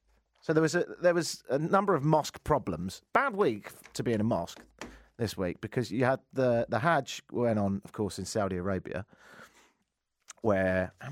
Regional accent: Argentina; When I grew up in Argentina, people weren't shooting each other every few minutes.

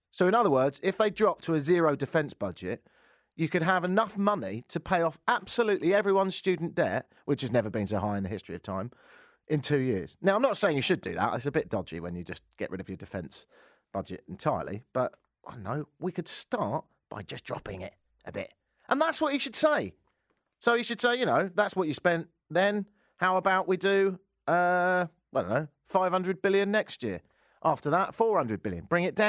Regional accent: Argentina; When I grew up in Argentina, people weren't shooting each other every few minutes.

